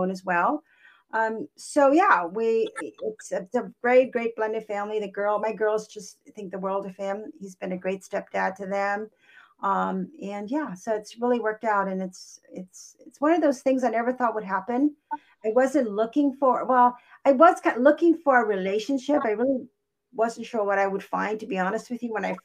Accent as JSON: {"language": "English", "area": "Kauai", "region": "Hawaii", "country": "United States", "tie": "born or raised there", "also_born_or_lived": "California", "first_language": "English", "moved": "yes", "lives_now": "Portland, United States", "said": "I'm originally from Hawaii. I was born and raised on Kauai, which is an island in Hawaii."}